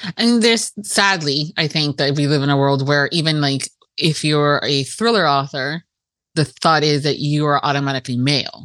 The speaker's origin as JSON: {"language": "English", "town": "Miami", "region": "Florida", "country": "United States", "tie": "born or raised there", "said": "i am first generation american and we were very americanized in in my miami house"}